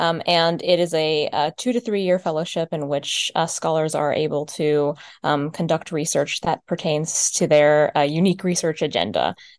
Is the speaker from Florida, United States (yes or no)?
yes; Florida, United States; I'm from Florida. That's what's there.